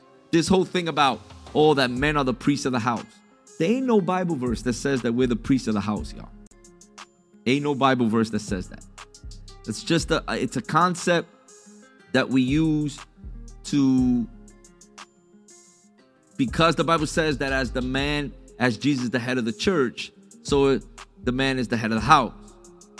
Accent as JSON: {"language": "English", "region": "New York", "country": "United States", "tie": "born or raised there", "said": "I'm Puerto Rican. My mom was born in Puerto Rico. I was born in New York"}